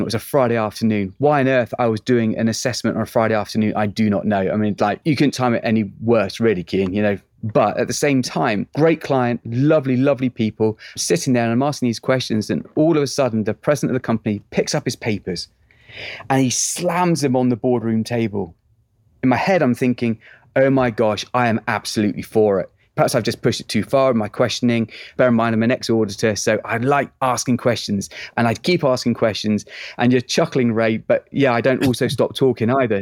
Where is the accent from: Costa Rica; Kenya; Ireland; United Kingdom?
United Kingdom; England; moved away as an adult; now in Texas, United States; I'm an Englishman now living in Texas